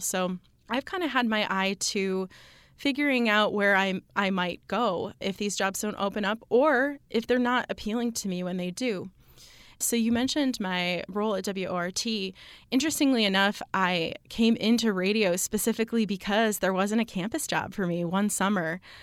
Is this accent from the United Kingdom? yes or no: no; Michigan, United States; now in Madison, United States; I grew up in Michigan